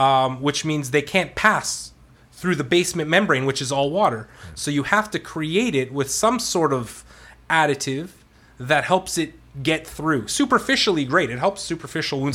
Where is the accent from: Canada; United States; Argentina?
Canada; I'm Canadian.